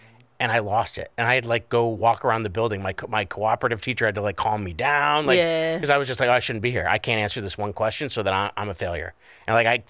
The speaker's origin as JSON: {"language": "English", "town": "Scranton", "region": "Pennsylvania", "country": "United States", "said": "I'm from Scranton, Pennsylvania."}